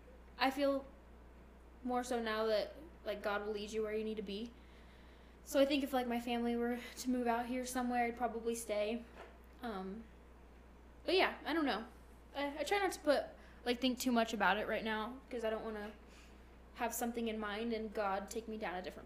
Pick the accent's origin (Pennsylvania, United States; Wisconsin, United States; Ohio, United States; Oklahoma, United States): Oklahoma, United States; Oklahoma City; moved away as an adult; now in Colorado, United States; I loved growing up in Oklahoma